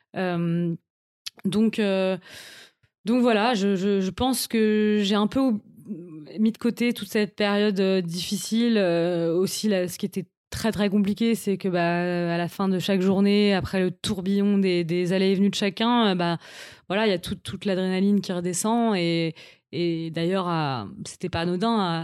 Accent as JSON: {"language": "French", "town": "Paris", "region": "Île-de-France", "country": "France", "tie": "born or raised there", "said": "Je suis une Parisienne depuis toujours. J'ai grandi à Paris, j'ai fait toutes mes études à Paris."}